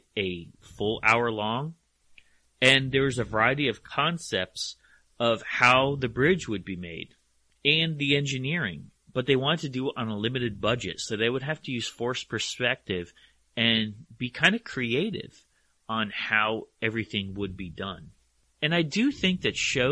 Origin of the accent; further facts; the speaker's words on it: Hamden, Connecticut, United States; also born or lived in Woodbridge, Connecticut; I grew up in Hamden and in Woodbridge